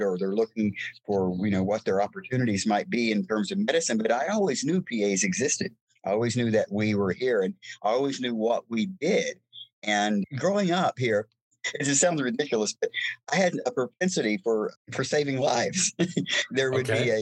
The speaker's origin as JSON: {"language": "English", "town": "Winston-Salem", "region": "North Carolina", "country": "United States", "tie": "born or raised there", "moved": "yes"}